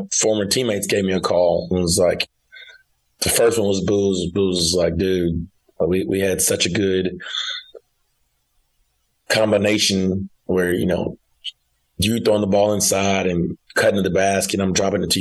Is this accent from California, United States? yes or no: no; Fayetteville, Arkansas, United States; I'm from Fayetteville, Arkansas. Went to Fayetteville High School, went to the University of Arkansas, which is in Fayetteville, and now coaching at the University of Arkansas.